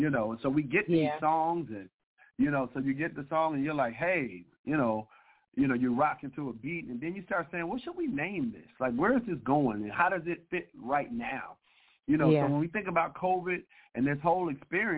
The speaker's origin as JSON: {"language": "English", "town": "Detroit", "region": "Michigan", "country": "United States", "tie": "born or raised there", "also_born_or_lived": "Kentucky", "lives_now": "Sterling Heights, United States", "said": "born and raised in Detroit, Michigan."}